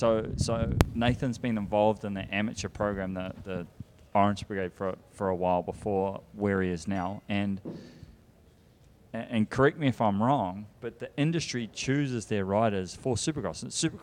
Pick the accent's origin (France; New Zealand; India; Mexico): New Zealand; I'm not a Europe guy or an American guy. I'm from New Zealand, so I sit in the middle.